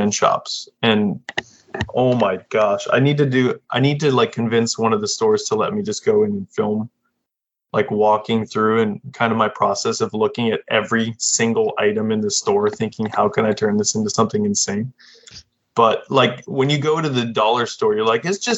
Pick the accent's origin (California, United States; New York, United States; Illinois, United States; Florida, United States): Florida, United States; now in Japan; I'm from Florida originally